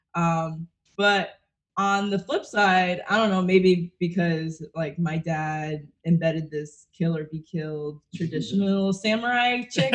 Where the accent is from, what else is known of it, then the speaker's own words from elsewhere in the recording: Connecticut, Massachusetts area, New England, United States; also born or lived in Brooklyn, New York; now in Florida, United States; I'm from Connecticut, Massachusetts area.